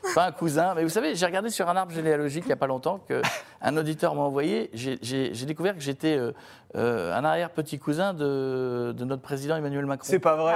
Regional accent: Picardy, Hauts-de-France, France; moved away; qui habitent des petites villes, j'en faisais partie quand j'étais gamin en Picardie

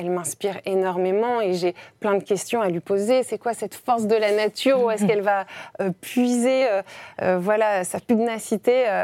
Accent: Grenoble, Auvergne-Rhône-Alpes, France; avril 88 euh, à Grenoble. À Grenoble. Et où avez-vous grandi À Grenoble toujours À Grenoble aussi, dans les belles montagnes.

